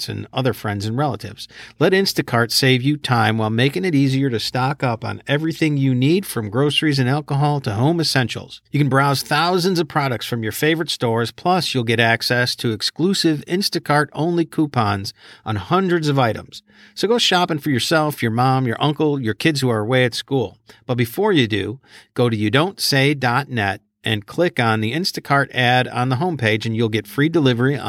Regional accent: Chicago, Illinois, United States; I grew up in Bridgeport on the south side of Chicago.

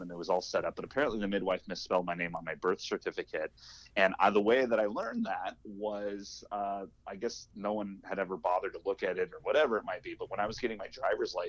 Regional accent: Southern California, United States; I am originally from Southern California

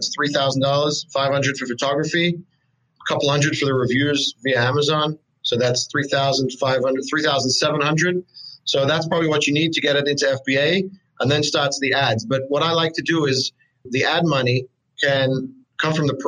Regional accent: Australia; moved away as an adult; I'm actually from Australia. I don't know if you could pick it up in my accent. I've been here for a few years now, but I came from Australia

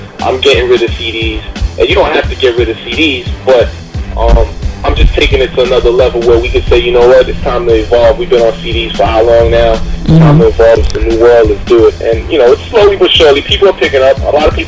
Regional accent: Haiti; I'm Haitian myself. I was born in Haiti

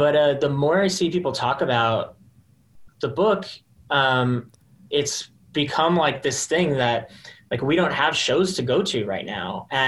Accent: Texas, United States; Yeah, I was going to say that I'm from Texas. So I love wearing like pearl snap button ups.

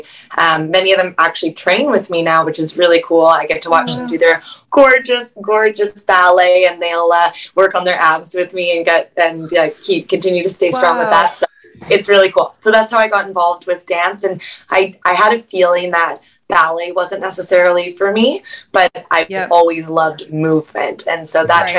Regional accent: Vancouver, British Columbia, Canada; I'm from Vancouver.

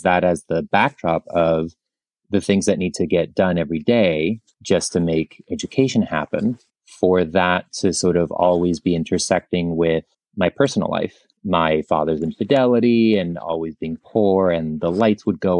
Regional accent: Tijuana, Baja California, Mexico; also born or lived in San Diego; I was born in San Diego, but lived across the border in Tijuana. I would crisscross the border every day, twice a day for 14 years to go to elementary and high school in San Diego.

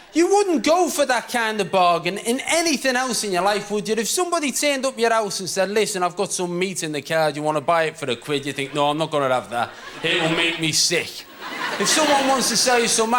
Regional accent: Liverpool, North West England, United Kingdom; moved away as an adult; now in Manchester, United Kingdom; I'm proud of being from Liverpool, although to be honest, I've emigrated now. I live in Manchester

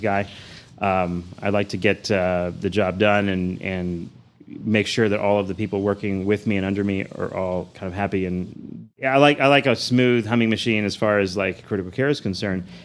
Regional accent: Houston, Texas, United States; moved away as an adult; also born or lived in New Orleans; now in Amarillo, United States; I grew up in Houston. I was there since probably the age of around two, and uh, Southwest Houston area.

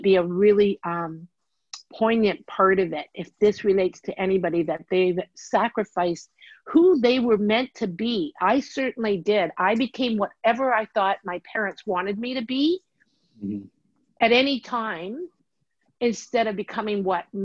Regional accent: Canada; I'm Canadian

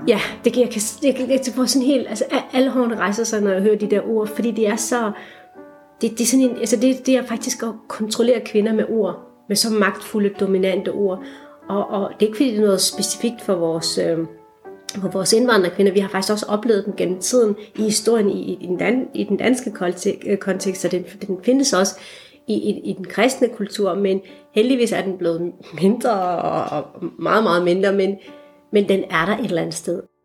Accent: Esbjerg, Southern Denmark, Denmark; moved away as an adult; also born or lived in Aarhus / Copenhagen; jeg voksede op i Esbjerg, øh, og har stadigvæk en meget rodfæstet identitet i det jyske

